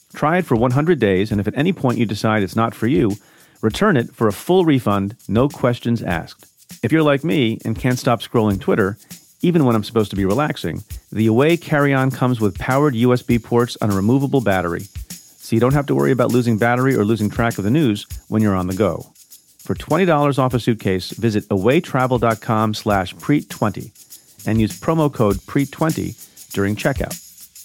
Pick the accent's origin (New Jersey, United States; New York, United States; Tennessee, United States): New Jersey, United States; also born or lived in India; I'm an immigrant. My family's uh, family of immigrants from India, and we grew up in New Jersey